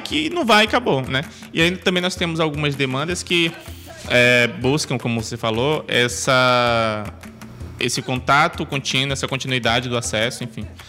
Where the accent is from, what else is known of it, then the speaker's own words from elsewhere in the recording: Amaraji, Pernambuco, Brazil; moved away as an adult; now in Manaus, Brazil; eu sou natural de Amaragi, é uma cidade do interior de Pernambuco, né? Fica na zona da mata de Pernambuco